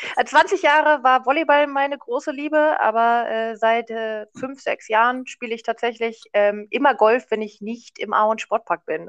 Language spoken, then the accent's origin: German; Paderborn area, North Rhine-Westphalia, Germany; also born or lived in Munich; ich komme nämlich hier aus der Gegend tatsächlich